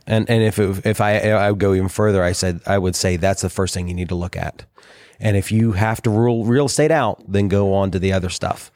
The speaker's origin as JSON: {"language": "English", "region": "Southern Ohio", "country": "United States", "tie": "born or raised there", "said": "everybody I grew up with in Southern Ohio"}